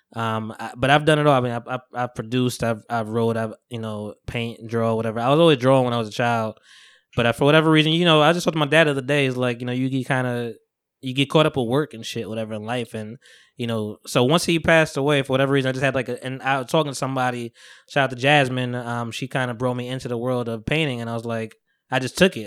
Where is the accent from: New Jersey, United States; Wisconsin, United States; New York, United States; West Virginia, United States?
New Jersey, United States; I'm from Jersey, we from Jersey